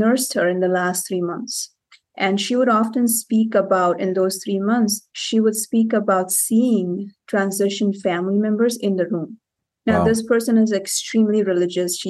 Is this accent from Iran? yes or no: no; Cape Town, Western Cape, South Africa; also born or lived in India; I was born in India and I spent about 6-7 years in India. Then we moved to Cape Town, South Africa